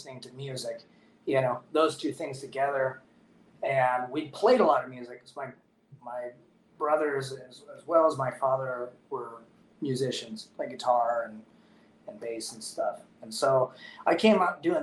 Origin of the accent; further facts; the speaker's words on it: Port Angeles, Washington, United States; moved away as an adult; also born or lived in Portland, Oregon; now in Prescott, United States; where I grew up is in Port Angeles Squim area. That's on the Olympic Peninsula